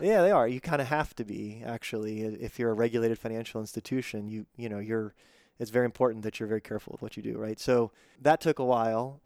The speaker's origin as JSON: {"language": "English", "town": "Pittsburgh", "region": "Pennsylvania", "country": "United States", "tie": "born or raised there", "moved": "yes", "said": "I grew up in Pittsburgh and then moved away for a long time"}